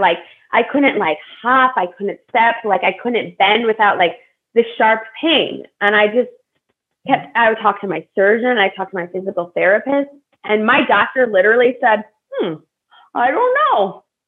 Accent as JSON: {"language": "English", "town": "Buffalo Grove", "region": "Illinois", "country": "United States", "tie": "born or raised there", "said": "I grew up in Buffalo Grove, Illinois. So it's a suburb right right outside of Chicago"}